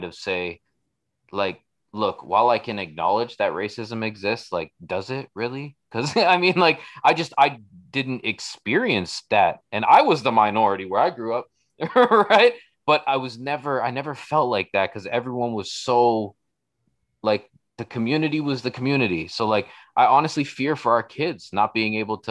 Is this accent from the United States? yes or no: no; Toronto, Ontario, Canada; moved away as an adult; now in Brantford, Canada; where I grew up on Jane and Weston, like the hood